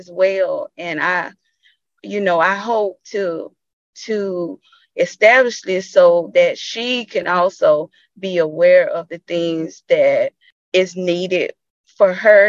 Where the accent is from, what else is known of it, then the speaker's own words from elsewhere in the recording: Bainbridge, United States; life growing up in Bainbridge was a journey